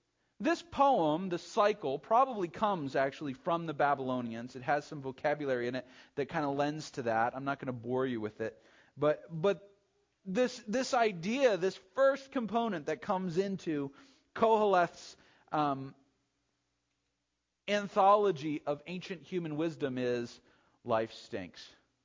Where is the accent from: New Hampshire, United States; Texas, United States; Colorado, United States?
New Hampshire, United States; No, I'm from New Hampshire. Strange people there.